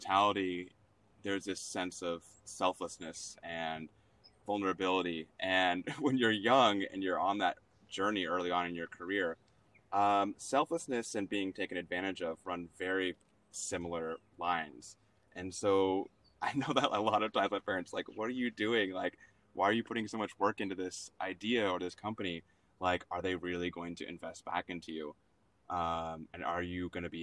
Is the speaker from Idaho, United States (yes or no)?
no; California, United States; moved away as an adult; also born or lived in Seattle; now in Houston, United States; my hometown, actually in California